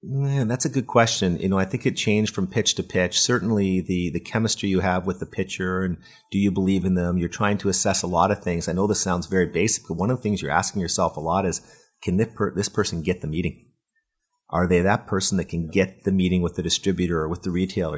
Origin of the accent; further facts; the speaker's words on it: Waterloo, Ontario, Canada; I'm from Waterloo, which is, you know, the Silicon Valley of Canada